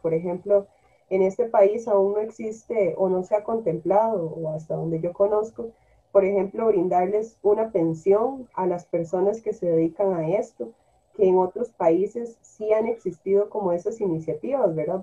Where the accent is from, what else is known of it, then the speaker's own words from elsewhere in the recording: Heredia, Costa Rica; yo tengo familia limonense, afrolimonense, pero yo crecí en Heredia